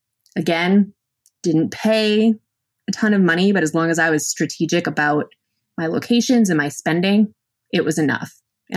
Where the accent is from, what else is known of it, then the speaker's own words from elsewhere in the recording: Massachusetts, United States; We're both from Massachusetts, and we met for the first time in Bangkok.